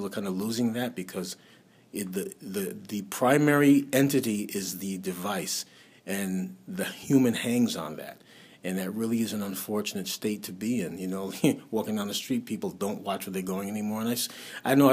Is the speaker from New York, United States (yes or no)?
yes; New York City, New York, United States; I was raised in Brooklyn